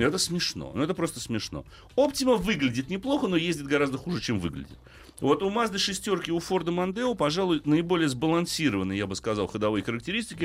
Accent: Moscow, Russia; У нас в Москве

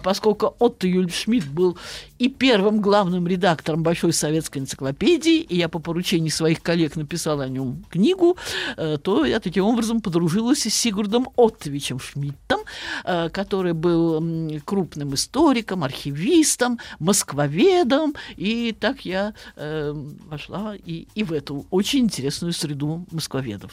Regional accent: Saratov, Saratov Oblast, Russia; я родилась и выросла в славном городе Саратове

